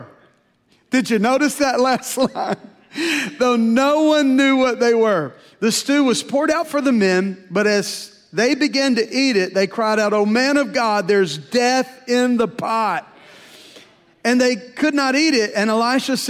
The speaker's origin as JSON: {"language": "English", "region": "Louisiana", "country": "United States", "also_born_or_lived": "Tulsa, Oklahoma", "moved": "yes", "said": "I was from Louisiana"}